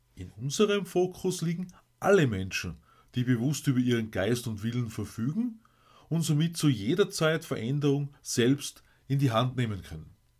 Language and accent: German; Austria; bei uns in Österreich